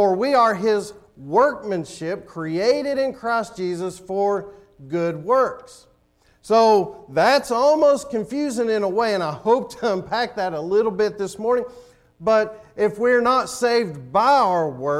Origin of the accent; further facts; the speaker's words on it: Tennessee, United States; moved away; I'm from Tennessee.